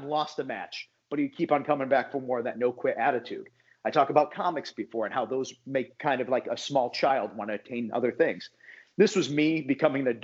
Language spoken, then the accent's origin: English; Connecticut, United States; also born or lived in New York City / Orlando; now in Atlanta, United States; I grew up in Connecticut, which is where WWE is stationed